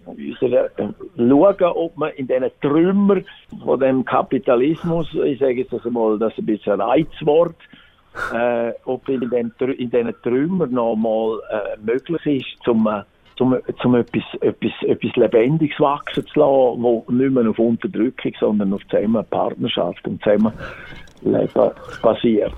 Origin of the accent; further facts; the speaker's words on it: Chur, Graubünden, Switzerland; also born or lived in Zurich; bin in Graubünden geboren, in Chur und bin dann auch hier aufgewachsen